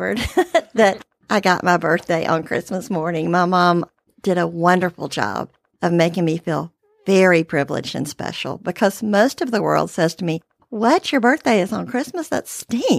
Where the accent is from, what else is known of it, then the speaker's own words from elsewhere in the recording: Birmingham, Alabama, United States; I was born here in Birmingham, Alabama